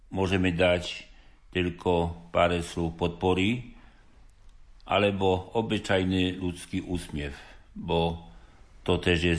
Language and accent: Slovak; Poland; Slovak is a second language; now in Levoča, Slovakia; pacienti spoznajú, že som Poliak.